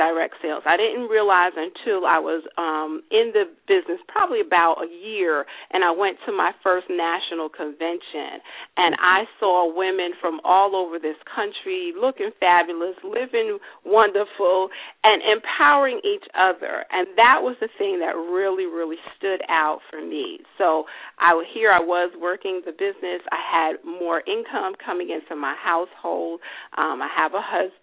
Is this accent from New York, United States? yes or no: yes; New York City, New York, United States; I am born and raised in New York City